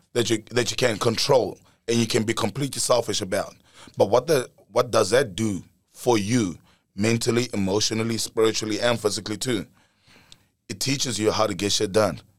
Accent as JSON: {"language": "English", "town": "Pretoria", "region": "Gauteng", "country": "South Africa", "tie": "born or raised there", "said": "Born and raised in South Africa, Pretoria, right in the heart of it."}